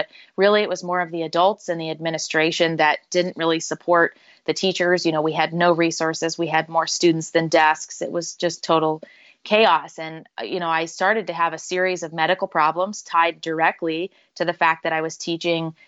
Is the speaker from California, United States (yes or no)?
no; rural Northwest Ohio, United States; moved away as an adult; also born or lived in Chicago / Virginia; So I grew up in rural Northwest Ohio. I was born in Chicago, but my family moved to Ohio when I was relatively young, and that's where I grew up, went to high school